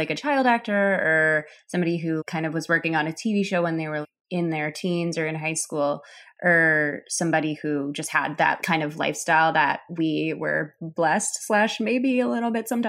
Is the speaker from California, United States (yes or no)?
no; Chicago, Illinois, United States; I grew up in Chicago, in the city of Chicago